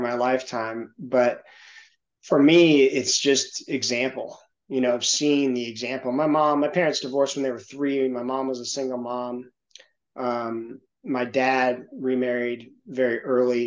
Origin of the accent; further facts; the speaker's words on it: Santa Monica, California, United States; now in Knoxville, United States; there was a lot of motivation for me that came from growing up in Santa Monica, in the Hollywood area